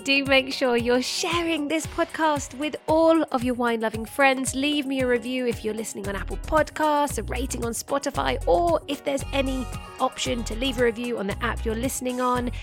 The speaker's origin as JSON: {"language": "English", "region": "England", "country": "United Kingdom", "said": "I'm English"}